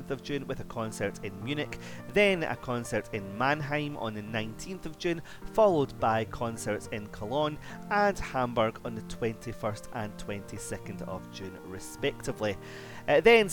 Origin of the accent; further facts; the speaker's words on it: Scotland, United Kingdom; my home country, Scotland